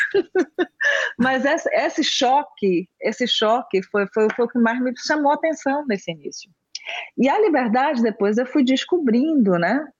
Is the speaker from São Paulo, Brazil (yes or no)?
no; Bahia, Brazil; moved away as an adult; also born or lived in Rio de Janeiro, Brazil; now in Netherlands; eu sou baiana, e eu vim para a Holanda há